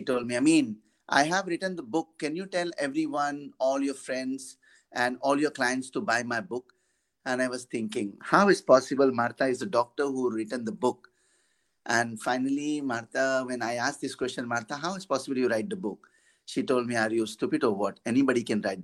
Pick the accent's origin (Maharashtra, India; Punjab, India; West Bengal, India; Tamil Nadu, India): Maharashtra, India; Mumbai; I am from Bombay, from India. Being as a former of the street boys, street boy of Mumbai, I've been born in a very poor family, and I grew up so in a very bad condition